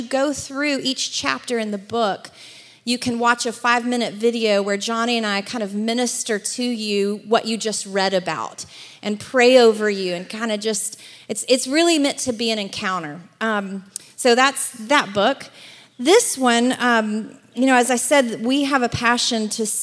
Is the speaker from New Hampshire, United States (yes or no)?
no; Alabama, United States; also born or lived in Atlanta / Los Angeles area; now in Los Angeles, United States; I'm originally from Alabama, which is why I don't sound like I'm from California